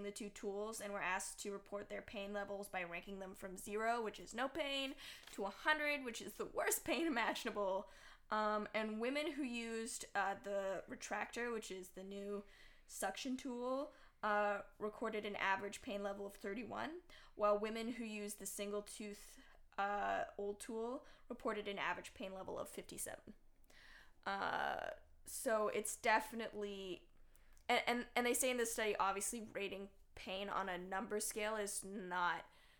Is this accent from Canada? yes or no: yes; Canada; We people are Canadian.